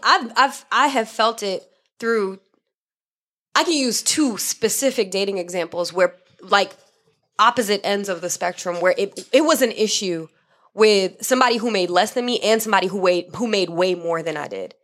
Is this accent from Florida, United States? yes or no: yes; Miami, Florida, United States; I grew up in Miami